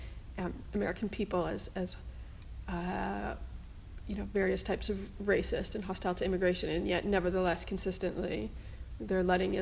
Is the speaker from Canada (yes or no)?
yes; Canada; I'm actually Canadian